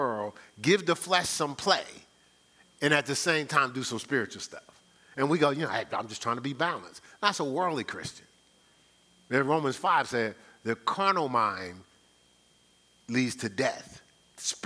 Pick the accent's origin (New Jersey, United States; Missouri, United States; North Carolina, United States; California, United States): New Jersey, United States; Newark; I'm from Brick City